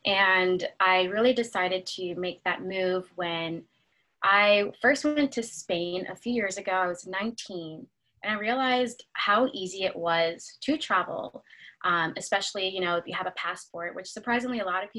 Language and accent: English; United States; first language English; So I speak Spanish, but I learned it in a different context. Obviously I was born in America and so I learned English, but my family is from Dominican Republic. So I learned it through my parents and my grandparents.